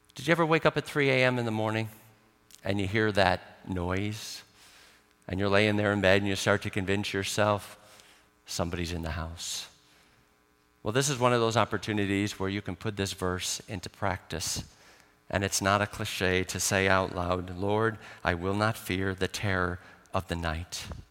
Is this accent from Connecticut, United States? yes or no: no; Chicago, Illinois, United States; now in Ireland; I grew up in Chicago, so we did have snow